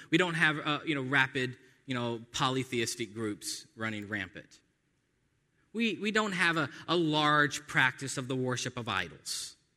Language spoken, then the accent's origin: English; United States; by nature of being American, Because we're born in the West